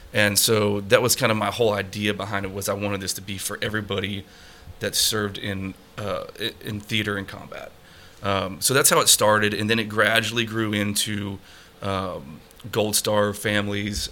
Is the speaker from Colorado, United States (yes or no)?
yes; Colorado, United States; moved away as an adult; also born or lived in Texas; growing up in Colorado